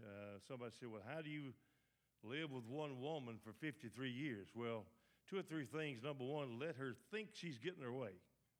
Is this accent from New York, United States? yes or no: no; Bradley, Sturgis and Longview, Mississippi, United States; living close by and growing up around Bradley and Sturgis and Longview.